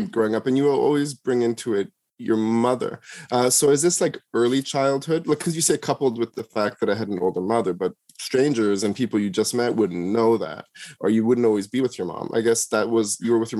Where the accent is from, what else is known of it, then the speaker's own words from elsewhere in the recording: Toronto, Ontario, Canada; also born or lived in Jamaica; Growing up in Toronto